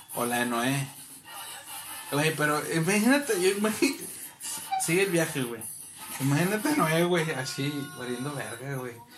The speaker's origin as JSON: {"language": "Spanish", "town": "Cedral", "region": "San Luis Potosí", "country": "Mexico", "moved": "yes", "said": "mi pueblito"}